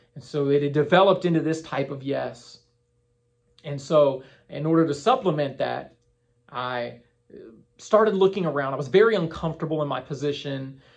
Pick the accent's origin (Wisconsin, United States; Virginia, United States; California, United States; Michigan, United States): Virginia, United States; Winchester; moved away as an adult; now in Crystal Coast, North Carolina, United States; I was in Winchester, Virginia, my hometown